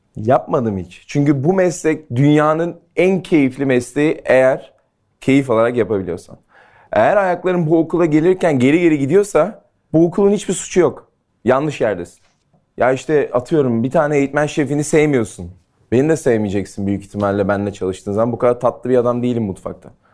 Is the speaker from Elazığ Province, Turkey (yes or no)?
no; İzmir, Turkey; Ben Ege'liyim, İzmirliyim